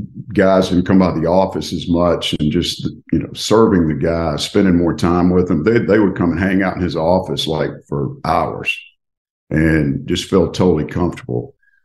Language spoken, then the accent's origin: English; Tupelo, Mississippi, United States; moved away as an adult; now in Lafayette, United States; My father had owned a Lincoln Mercury dealership in Tupelo, Mississippi, my hometown